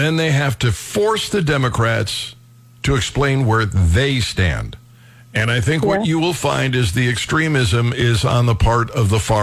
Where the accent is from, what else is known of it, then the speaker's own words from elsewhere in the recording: Cleveland, Ohio, United States; I was raised in Cleveland